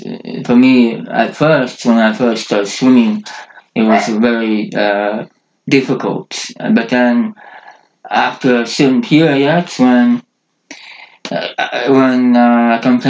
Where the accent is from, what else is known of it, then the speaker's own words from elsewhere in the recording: Norway; first language Norwegian; English is a second language; my mother language is Norsk Bokmål, so Norwegian, the official language of Norway, but in Norway there's two languages, Bokmål and Nynorsk. I do speak both